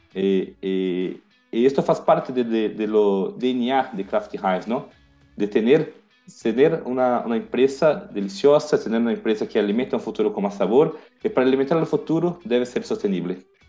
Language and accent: Spanish; Brazil; Spanish is a second language; yo soy brasileño